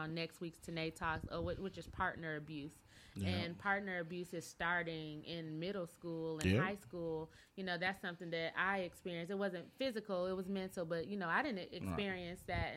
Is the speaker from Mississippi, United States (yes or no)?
no; Flint, Michigan, United States; now in Dallas, United States; So I'm from Michigan. I'm from a General Motors state